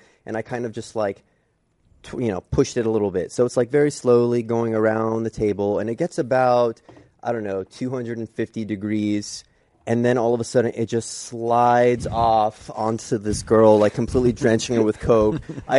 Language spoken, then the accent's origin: English; Houston, Texas, United States; moved away; growing up in Houston, because it's the flattest place on earth.